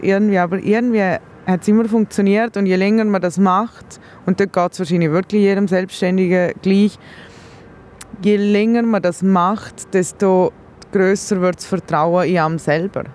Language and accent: German; Liechtenstein; ich bin Liechtensteinerin